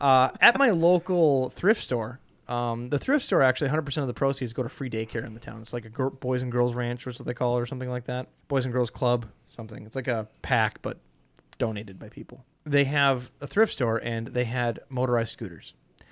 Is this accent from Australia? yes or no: no; Spain; English is a second language; I was raised in Spain, so I can speak Russian because we speak at home, but I actually don't know much about Russia history or culture since I went to school in Spain